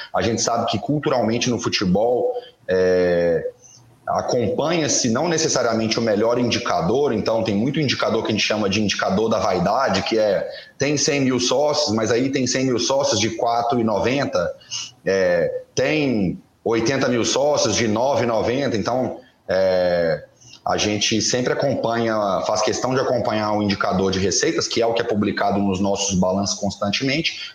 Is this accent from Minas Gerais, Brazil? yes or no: yes; Minas Gerais, Brazil; Eu sou mineiro, de coração cruzeirense